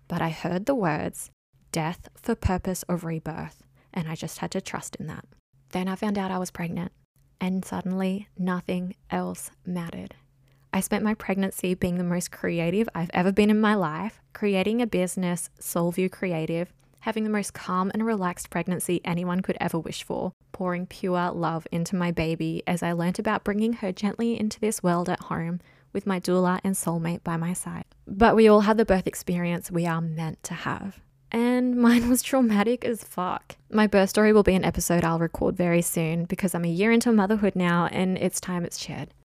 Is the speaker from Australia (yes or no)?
yes; Jervis Bay, New South Wales, Australia; also born or lived in Sydney; I grew up in Jervis Bay, a gorgeous coastal town on the south coast of New South Wales